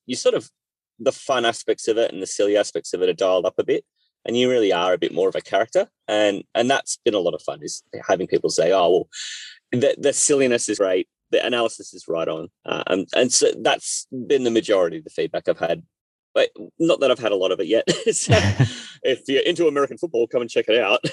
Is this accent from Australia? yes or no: yes; Australia; I'm Australian and I've uh, lived in Australia my whole life